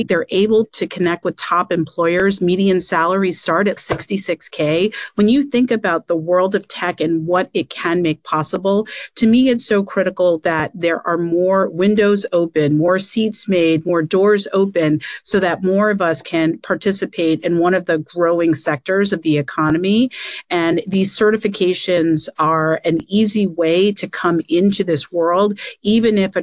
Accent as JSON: {"language": "English", "town": "New York City", "region": "New York", "country": "United States", "tie": "born or raised there", "said": "I grew up in Queens, working class family"}